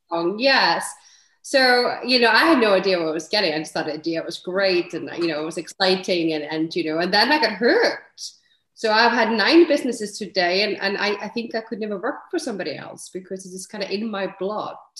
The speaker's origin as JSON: {"language": "English", "country": "Iceland", "tie": "born or raised there", "also_born_or_lived": "London / Edinburgh", "moved": "as an adult", "lives_now": "Netherlands", "said": "I am Icelandic. So, you know, I'm born and bred in Iceland, but I have lived, you know, and now I live in Netherlands, but I've lived, you know, in nine countries"}